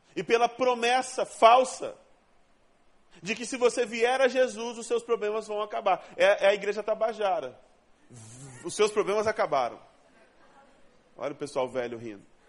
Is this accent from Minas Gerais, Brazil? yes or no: no; Rondônia, Brazil; now in Rio de Janeiro, Brazil; Eu não sou daqui, eu sou de Rondônia, o estado mais sensacional que Deus inventou.